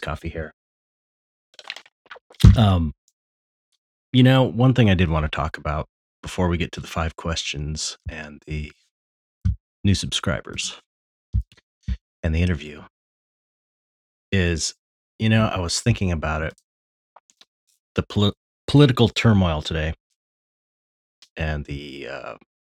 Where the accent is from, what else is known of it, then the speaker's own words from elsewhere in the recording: United States; I'm an American